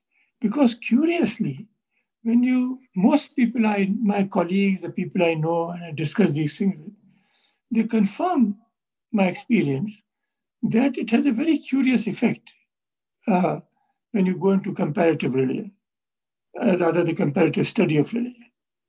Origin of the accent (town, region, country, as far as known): India